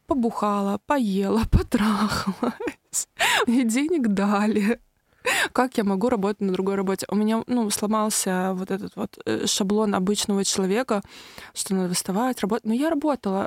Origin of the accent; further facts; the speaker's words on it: Tolyatti, Samara Oblast, Russia; я из Тольятти